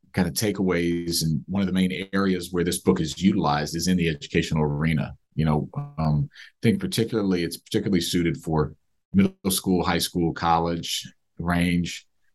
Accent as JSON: {"language": "English", "town": "Silver Spring", "region": "Maryland", "country": "United States", "tie": "born or raised there", "said": "I grew up in the Silver Spring area, which is where much of this book is based, Silver Spring, Maryland, right outside of DC"}